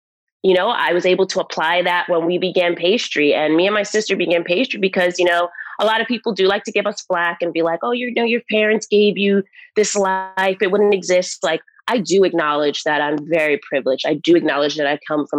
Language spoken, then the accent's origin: English; New York City, New York, United States; moved away as an adult; also born or lived in New Jersey; now in Los Angeles, United States; New York, Queens, New York.